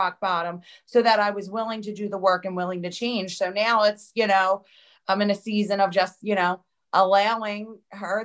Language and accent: English; New Jersey, United States; I grew up in New Jersey, South Jersey. I'm about 15 minutes from Philly.